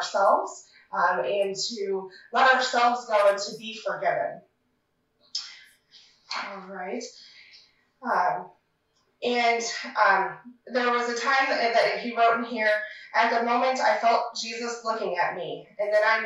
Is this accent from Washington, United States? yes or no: no; Sherrill, Iowa, United States; also born or lived in Ames, Iowa / DeWitt, Iowa; now in Manning, United States; my hometown of Sheraton